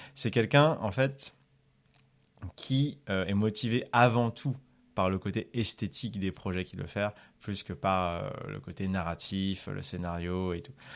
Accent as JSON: {"language": "French", "country": "Madagascar", "tie": "born or raised there", "said": "quand j'étais petit à Madagascar"}